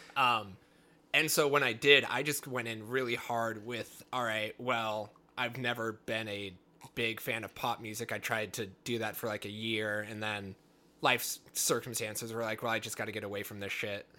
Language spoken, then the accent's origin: English; the Northwest, Pacific Northwest, United States; growing up in the Northwest